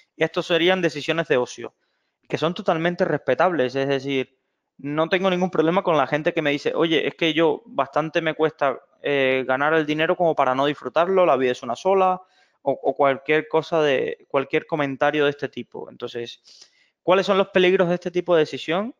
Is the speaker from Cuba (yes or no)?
yes; Cuba; moved away; soy originario de Cuba